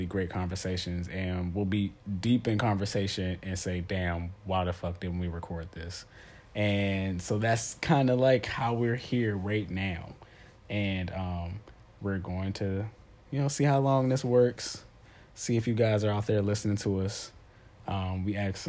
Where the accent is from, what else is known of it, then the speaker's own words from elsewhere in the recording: Maryland, United States; I'm from Maryland, born and raised